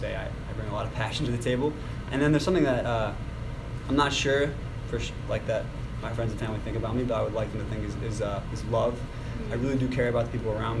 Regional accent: Copley, Ohio, United States; I grew up in the Akron area, Copley actually

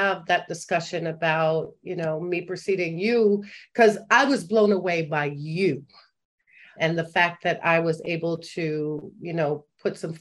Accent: New York City, New York, United States; born and raised in Harlem

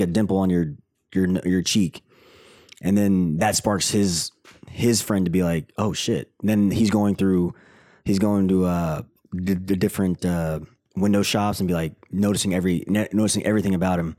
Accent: Tennessee, United States; moved away; I grew up in Tennessee

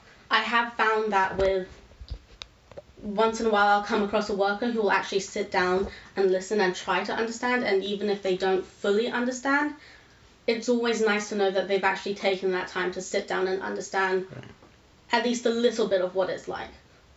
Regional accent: India; I'll find a group of Indian people who will completely accept the fact that I'm Indian.

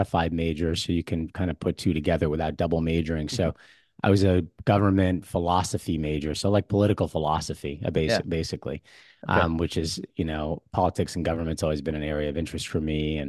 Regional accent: New Jersey, United States; I grew up in Bergen County, New Jersey, so not too far from there.

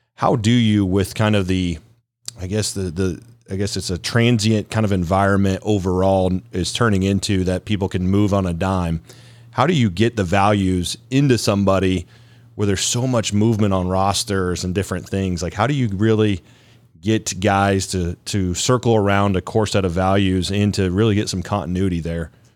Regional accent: Columbus, Ohio, United States; I grew up in Columbus

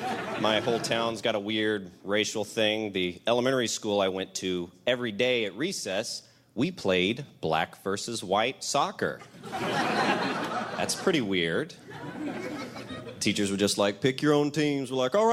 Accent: Royston, Georgia, United States; I am originally from Royston, Georgia, the home of Ty Cobb

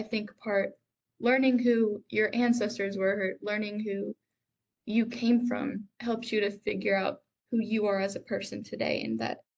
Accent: the South, United States; moved away; growing up in the South

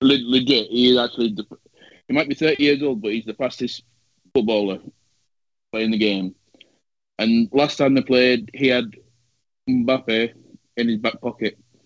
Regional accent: England, United Kingdom; then I'm not English, really, am I?

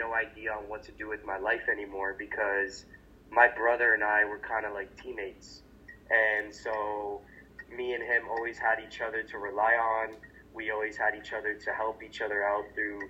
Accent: Hamilton, Ontario, Canada; I am from Hamilton, Ontario, Canada, which is about an hour away from Toronto on a good day, depending on traffic

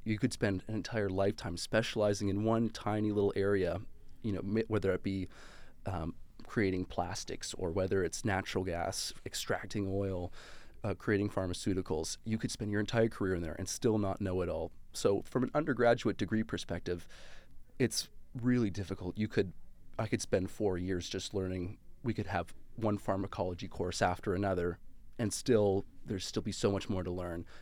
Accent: Calgary, Alberta, Canada; moved away; I'm actually originally from Calgary, Alberta

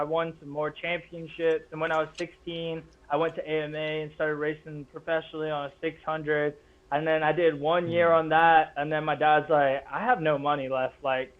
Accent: England, United Kingdom; now in New Orleans, United States; So I had another chance in front of them in New Orleans, where we moved to when I came over from England

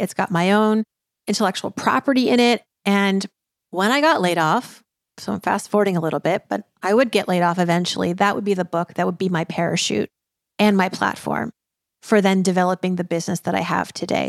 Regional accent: Worcester, Massachusetts, United States; moved away; also born or lived in New York City; I was born in Worcester, Massachusetts, and that culture clash, let me tell you, growing up, uh, you know, in Massachusetts in the eighties

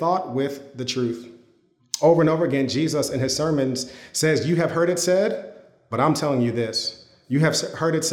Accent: United States; as an American Christian

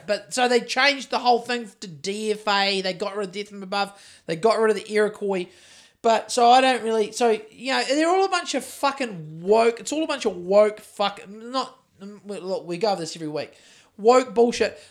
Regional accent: Christchurch, Canterbury, New Zealand; I'm from Christchurch

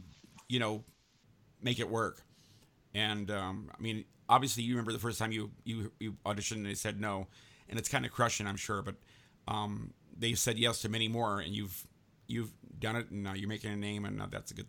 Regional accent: San Francisco, California, United States; I grew up in San Francisco. I mean, right in the city

